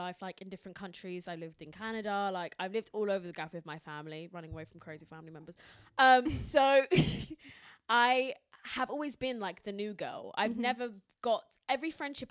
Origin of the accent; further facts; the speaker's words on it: Essex, East of England, United Kingdom; I grew up in Essex